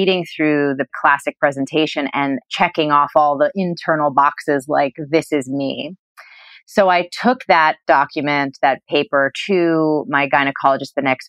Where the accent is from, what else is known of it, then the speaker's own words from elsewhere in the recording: New England, United States; I grew up in New England